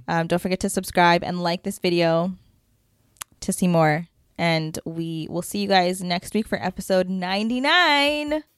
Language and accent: English; Canada